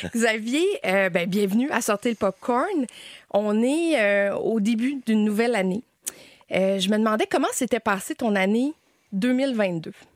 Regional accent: Quebec, Canada; accent: Québécois; connaître notre accent, à nous faire comprendre en France

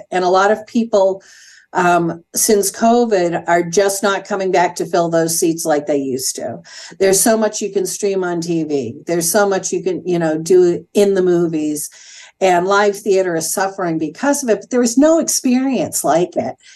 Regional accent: New England, United States; now in Danville, United States; When I relocated 27 years ago from New England, one of my fears is that I wasn't going to have access to the kinds of things culturally that I had back east.

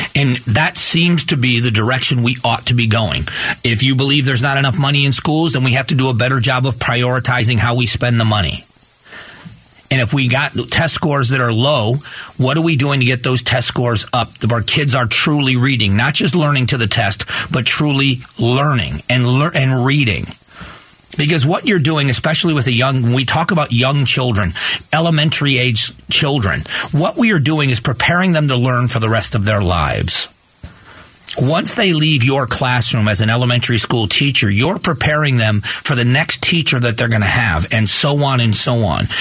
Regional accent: Lee County, Florida, United States; moved away; a captain with the sheriff's office in my hometown. And my uh, my sister-in-law his wife is also a deputy sheriff in lee county florida

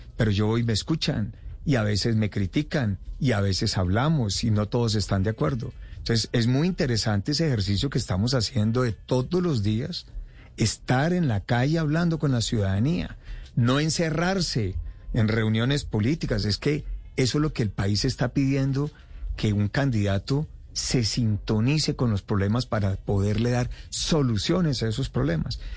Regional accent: Pensilvania, Caldas, Colombia; concejal de mi pueblo Pensilvania

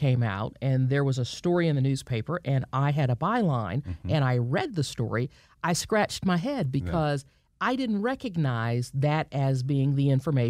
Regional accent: Marietta, Georgia, United States; Yes, I grew up in Marietta. Went to elementary school here, went to high school here, studied journalism at the University of Georgia

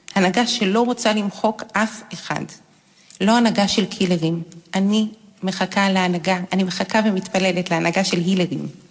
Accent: Jerusalem, Jerusalem District, Israel; אני יהודייה, דתייה, ציונית דתית, לאומית, פמיניסטית, ירושלמית

